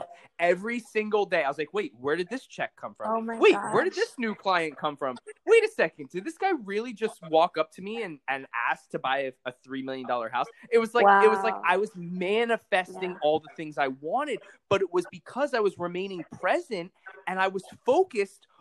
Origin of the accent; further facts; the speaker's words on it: Palm Beach, Florida, United States; I grew up in Palm Beach, Florida